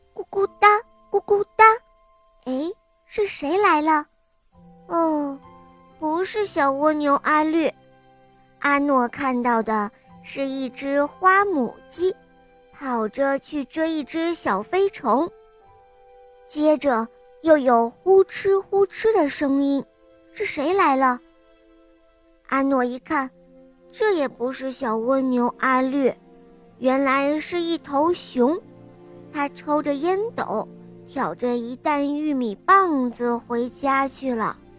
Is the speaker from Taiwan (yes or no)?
no; Nanjing, Jiangsu, China; 我今年五岁了，我来自南京